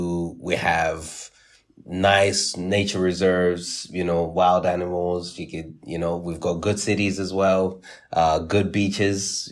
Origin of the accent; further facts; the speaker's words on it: Nottingham, East Midlands, United Kingdom; where I grew up in Nottingham.